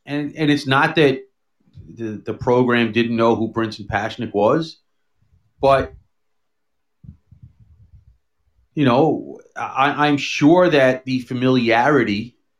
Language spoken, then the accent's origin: English; Dallas, Texas, United States; I'm from Dallas, or the Dallas area.